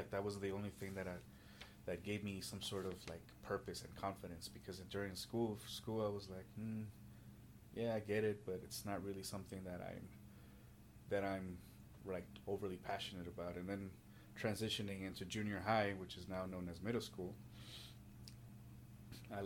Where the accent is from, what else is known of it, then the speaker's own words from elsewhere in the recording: Los Angeles, California, United States; I'm originally from Southern California by way of Los Angeles, from immigrant parents